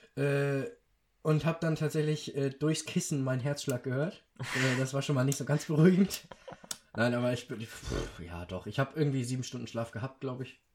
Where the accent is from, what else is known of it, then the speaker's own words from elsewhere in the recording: Schleswig-Holstein, Germany; bei uns in Schleswig-Holstein